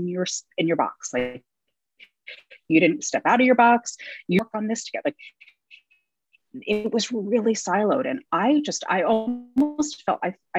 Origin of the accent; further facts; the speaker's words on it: Rhode Island, United States; moved away as an adult; also born or lived in upstate New York / New York; I grew up in Rhode Island